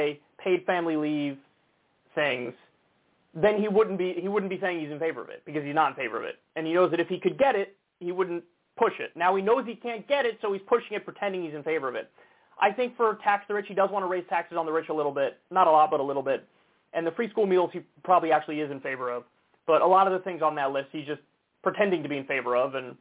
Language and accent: English; United States; I'm American. I was born here. My parents were born here